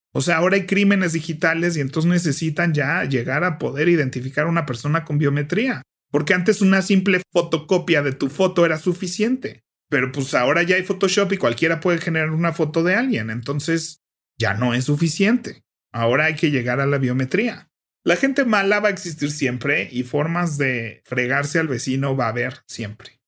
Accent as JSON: {"language": "Spanish", "country": "Mexico", "said": "es más cómodo quedarse en México, la verdad, para muchas cosas"}